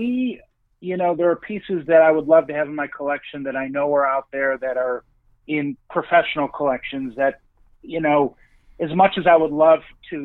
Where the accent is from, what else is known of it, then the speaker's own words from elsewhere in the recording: Chicago suburbs, Illinois, United States; I grew up in the Chicago suburbs.